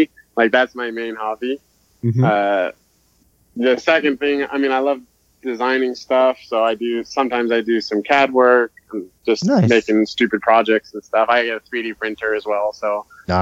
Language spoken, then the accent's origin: English; California, United States; moved away as an adult; now in Utah, United States; I grew up in Cali.